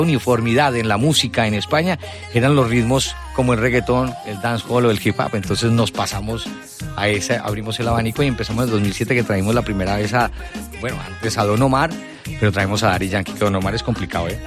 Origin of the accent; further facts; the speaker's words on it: Colombia; moved away as an adult; now in Spain; vengo de Colombia, trabajé mucho tiempo en Caracol Radio